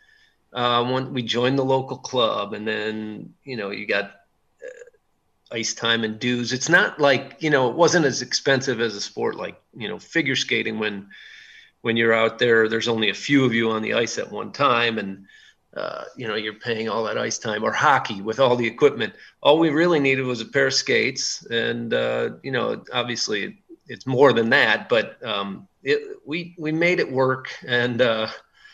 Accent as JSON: {"language": "English", "region": "Wisconsin", "country": "United States", "tie": "born or raised there", "said": "growing up in Wisconsin"}